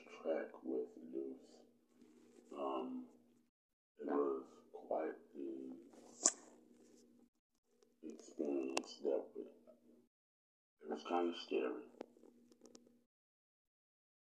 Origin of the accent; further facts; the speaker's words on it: Oklahoma City, Oklahoma, United States; Growing up in Oklahoma City for me was quite the experience